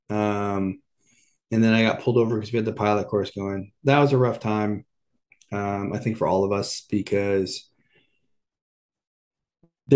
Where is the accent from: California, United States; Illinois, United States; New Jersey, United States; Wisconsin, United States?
California, United States; Corona; I grew up in Southern California, you know, in Corona